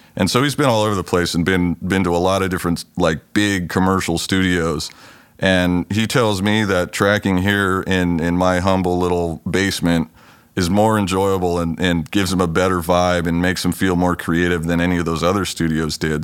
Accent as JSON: {"language": "English", "town": "Los Angeles", "region": "California", "country": "United States", "tie": "born or raised there", "moved": "yes", "lives_now": "Pacific Northwest, United States", "said": "I grew up in California. I was born down in the L A area and spent most of my younger years down there"}